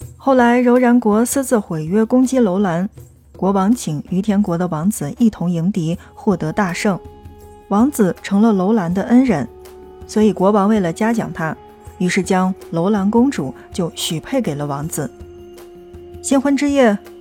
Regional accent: China; 对我们中国人而言

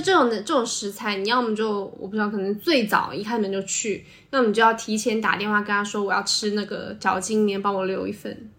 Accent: Sichuan, China; 作为一个四川人

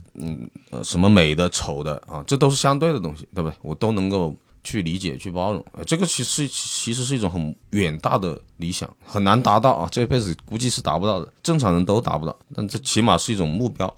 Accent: Changsha, Hunan, China; accent: Changsha dialect; moved away as an adult; also born or lived in Beijing / Hainan; 因为我不是那种街上长大的，就是我不，我的发音是不够市井味的

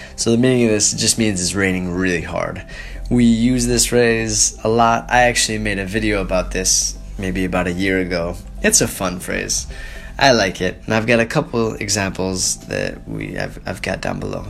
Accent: Portland, Oregon, United States; moved away as an adult; now in Dalian, China; I'm from Portland, Oregon

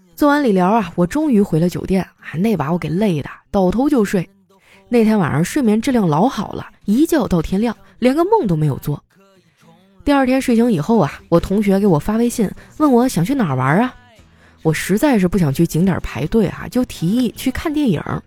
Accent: Northeast China, China; 虽然我是个东北人，但是我真的不喜欢冬天

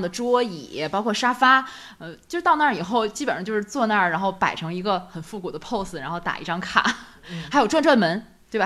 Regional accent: northern China, China; 毕竟我们是北方人嘛

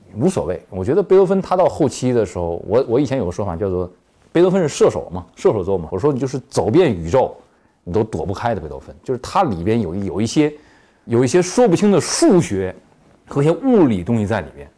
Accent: China; 咱们大陆这边可能对这个电子游戏也，也是就是类似于有点妖魔化

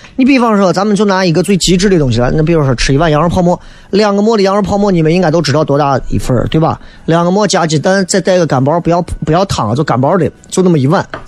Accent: Xi'an, Shaanxi, China; 我说我是西安人啊

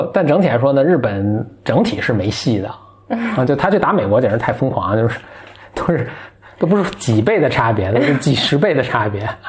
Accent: China; 所以我们是中国人民

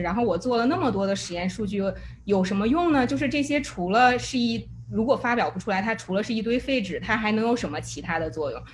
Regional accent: China; moved away; 我又不想丢掉我中国人的 identity

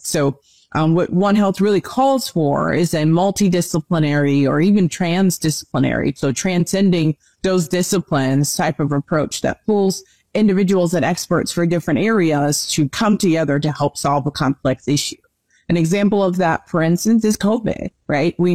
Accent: New Jersey, United States; I am originally from New Jersey, born and raised, and I now reside in South Jersey, not the town I grew up in, but um, I made my way back home

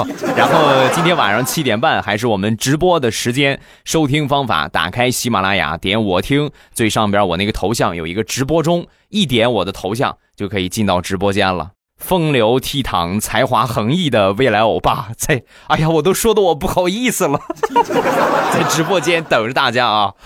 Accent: Rizhao, Shandong, China; 我们家乡的特产，日照绿茶

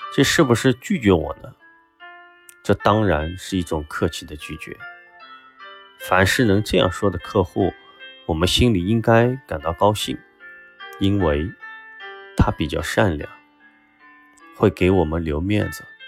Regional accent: China; 我们中国人一直都有一种保存积粮

